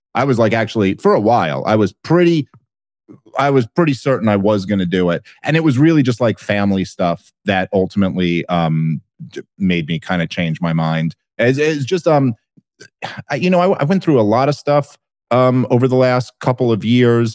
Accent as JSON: {"language": "English", "town": "Brooklyn", "region": "New York", "country": "United States", "tie": "born or raised there", "said": "I grew up in Brooklyn in the eighties and nineties"}